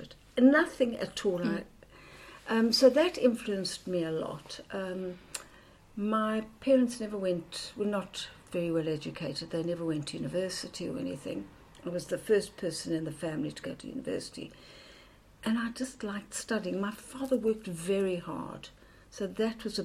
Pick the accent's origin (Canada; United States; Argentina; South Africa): South Africa; now in United Kingdom; I grew up in South Africa